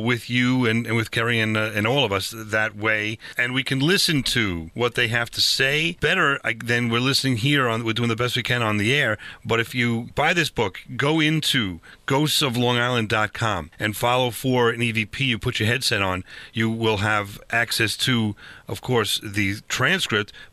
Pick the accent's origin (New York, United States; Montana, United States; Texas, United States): New York, United States; Huntington; Huntington, Long Island, my hometown